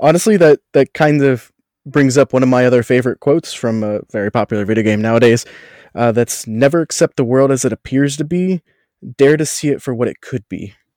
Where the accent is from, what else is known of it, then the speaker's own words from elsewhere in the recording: Cincinnati, Ohio, United States; moved away as an adult; also born or lived in Orlando; Growing up around Cincinnati